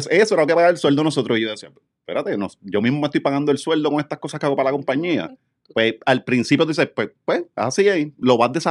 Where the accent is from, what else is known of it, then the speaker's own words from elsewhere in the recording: Ponce, Puerto Rico; moved away; yo me mudé, yo me mudé eh, de Ponce en 2013.